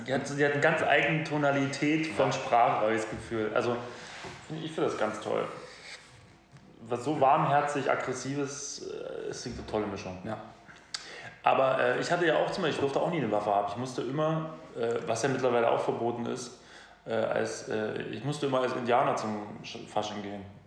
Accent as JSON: {"language": "German", "country": "Germany", "said": "wir als Deutsche"}